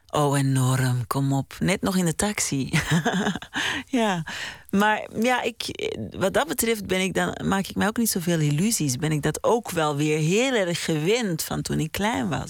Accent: Mortsel, Flanders, Belgium; in Mortsel, in de Oude God, waar ik ben opgegroeid

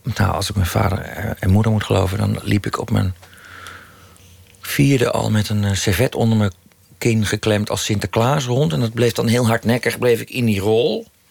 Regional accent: Utrecht, Netherlands; toen ik in Utrecht woonde, een jaar vijf, zes was

